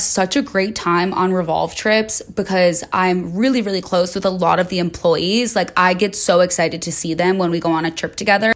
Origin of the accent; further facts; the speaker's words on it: Chicago, Illinois, United States; moved away as an adult; now in Los Angeles, United States; I moved to L A when I was nineteen from Chicago. I grew up in the suburbs